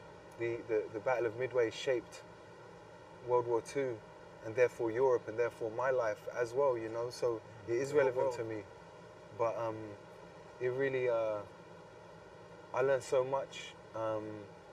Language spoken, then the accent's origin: English; United Kingdom; I'm obviously British